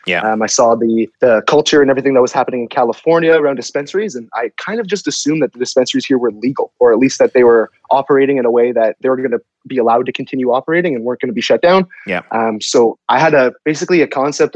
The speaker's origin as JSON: {"language": "English", "town": "Toronto", "region": "Ontario", "country": "Canada", "tie": "born or raised there", "said": "I grew up in the Toronto area"}